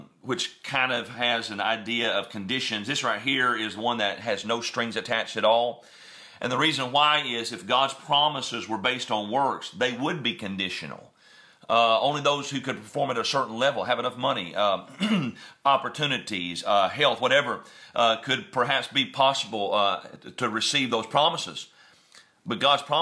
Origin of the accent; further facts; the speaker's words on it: West Tennessee, United States; moved away; we're from West Tennessee.